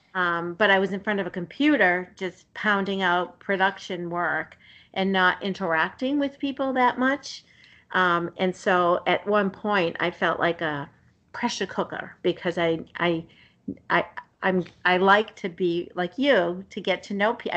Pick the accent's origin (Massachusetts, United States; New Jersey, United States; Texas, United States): Massachusetts, United States; Somerville; I grew up in the city in uh, Somerville, and so right mm-hmm. outside of Boston